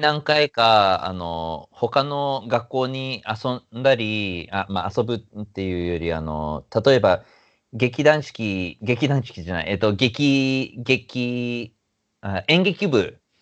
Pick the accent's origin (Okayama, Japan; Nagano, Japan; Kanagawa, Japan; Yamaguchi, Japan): Kanagawa, Japan; Yokohama; also born or lived in Yokosuka; now in New York, United States; 子供の頃はずっとあの横浜の根岸